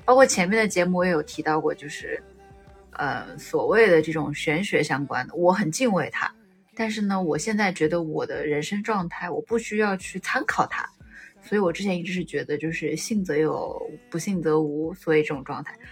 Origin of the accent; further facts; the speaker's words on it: Wuhan, Hubei, China; 作为一个武汉人